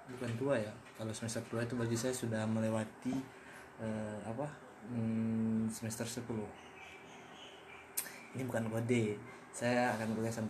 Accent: Batam, Riau Islands, Indonesia; born there; Saya lahir di Kepulauan Riau atau lebih rincinya lagi di Kota Batam, tepatnya Pulau Kasu, 14 November 1999.

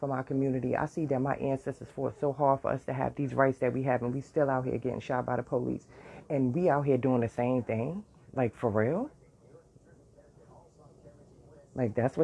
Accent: New York City, New York, United States; I lived in the worst area growing up in Brooklyn and Bed-Stuy

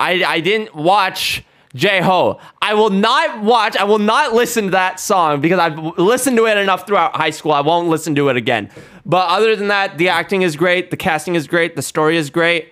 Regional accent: India; as an Indian

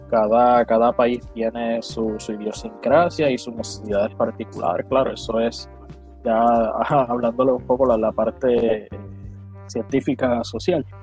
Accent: Puerto Rico; como puertorriqueños

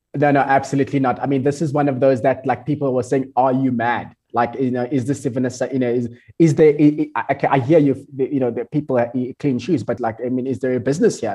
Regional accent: South Africa; I'm from South Africa

